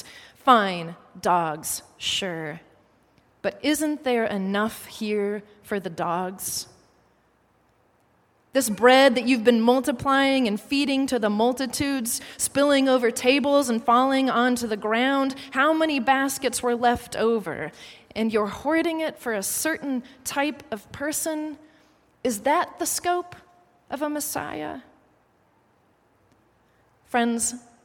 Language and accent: English; United States; an American tourist